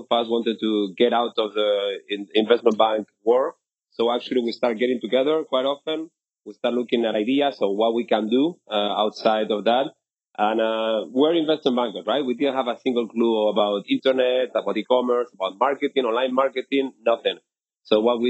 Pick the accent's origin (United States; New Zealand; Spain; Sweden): Spain; Bilbao, Basque Country; moved away as an adult; my hometown in Bilbao in the north of Spain